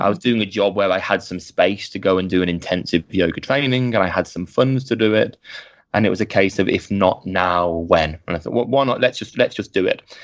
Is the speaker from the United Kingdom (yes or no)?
yes; Birmingham, West Midlands, United Kingdom; I ended up back in my hometown of Birmingham